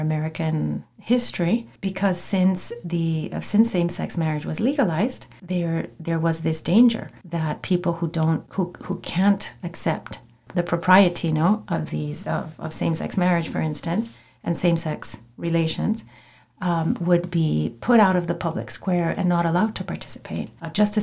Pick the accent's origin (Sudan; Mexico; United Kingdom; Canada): Mexico; moved away; I grew up in Mexico